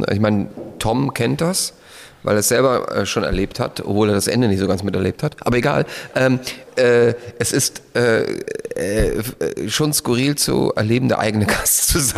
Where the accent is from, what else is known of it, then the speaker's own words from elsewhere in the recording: Austria; dass ich irgendwo in ein anderes Land fliege. Ähm, als Österreicher natürlich.